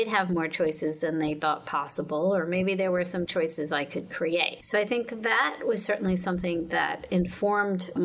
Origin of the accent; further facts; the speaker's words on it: Elmwood Park, New Jersey, United States; also born or lived in Toronto, Canada / Queens, New York; now in New York, United States; From 10 until 17, I lived in Elmwood Park in Bergen County, New Jersey